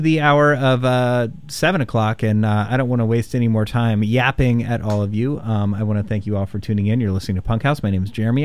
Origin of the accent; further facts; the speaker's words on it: Indianapolis, Indiana, United States; growing up in Indianapolis